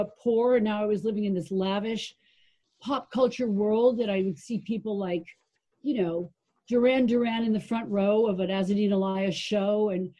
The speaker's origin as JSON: {"language": "English", "town": "Hollywood", "region": "Florida", "country": "United States", "tie": "born or raised there", "also_born_or_lived": "Brooklyn, New York", "moved": "yes", "said": "I left Brooklyn when I was 18 months old, and my parents ended up in Hollywood, Florida, of all places."}